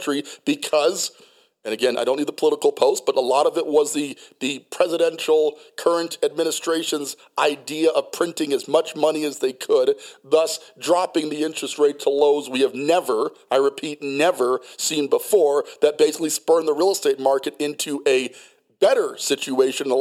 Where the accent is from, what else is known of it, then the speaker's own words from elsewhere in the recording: Colorado Springs, Colorado, United States; also born or lived in Hawaii; Colorado Springs, Colorado, okay, because that's where I grew up. I went to Liberty High School, class of 1995. We moved there from Hawaii when I was just a kid, third grade through 12th grade.